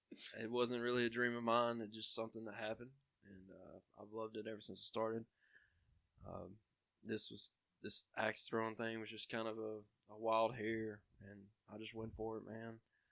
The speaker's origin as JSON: {"language": "English", "town": "Jasper", "country": "United States", "tie": "born or raised there", "said": "I've lived in Jasper my entire life."}